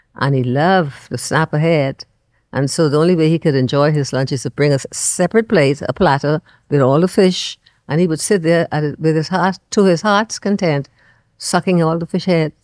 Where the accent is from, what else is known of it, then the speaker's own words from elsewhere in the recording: Andros, Bahamas; moved away as an adult; now in Nassau, Bahamas; I'm just from Andros